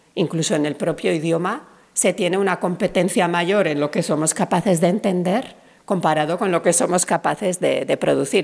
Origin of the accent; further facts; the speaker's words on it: Spain; hablamos inglés con acento español